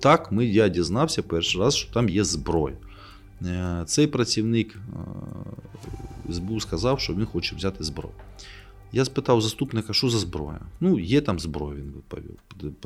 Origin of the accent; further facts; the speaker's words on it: Kharkiv, Kharkiv Oblast, Ukraine; moved away; also born or lived in Kyiv; це моє рідне місто